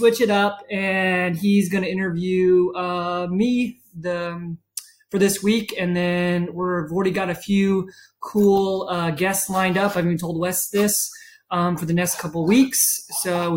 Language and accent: English; Charleston, South Carolina, United States; I was born and raised in Charleston